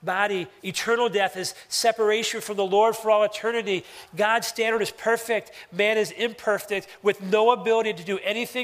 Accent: Philadelphia, Pennsylvania, United States; moved away; I grew up in Philadelphia.

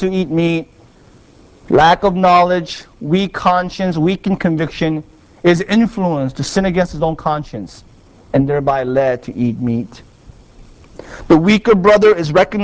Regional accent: South Korea; moved away; I was raised in Korea by my grandparents

